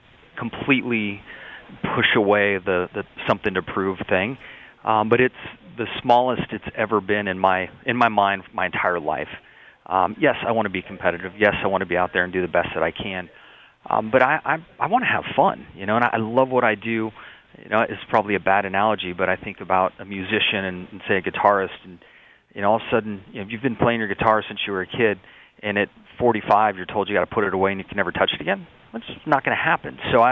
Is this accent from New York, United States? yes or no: no; San Diego, California, United States; I had very humble beginnings growing up in the San Diego area, with my mom as a school bus driver and my dad as a heavy equipment operator.